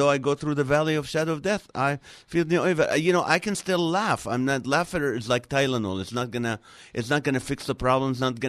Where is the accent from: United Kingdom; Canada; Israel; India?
Israel; Nazareth, Northern District; now in Los Angeles, United States; Originally, I was born in Nazareth, Israel.